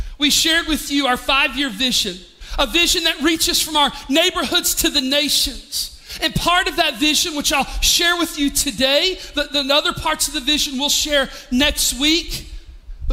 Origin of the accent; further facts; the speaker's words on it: Pigeon Forge area, Tennessee, United States; moved away as an adult; also born or lived in Charlotte; back into our hometown